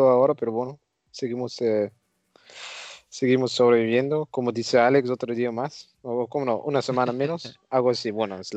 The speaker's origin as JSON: {"language": "Spanish", "country": "Netherlands", "second_language": "Spanish", "said": "yo también soy un holandés que no acepta ninguna autoridad"}